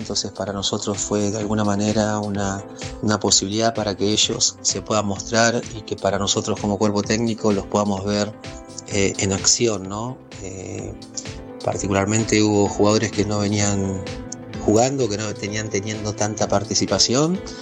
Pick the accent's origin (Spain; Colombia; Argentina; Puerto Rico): Argentina; como buenos argentinos queremos siempre eh, ganar